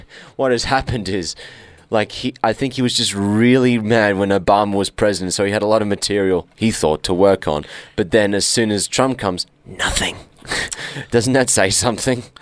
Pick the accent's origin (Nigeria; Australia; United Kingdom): Australia; We're Australian